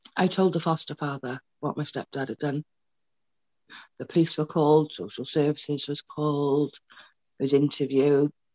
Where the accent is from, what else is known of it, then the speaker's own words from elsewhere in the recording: Wales, United Kingdom; also born or lived in Paisley, Scotland; she had me in Scotland. We then moved to Wales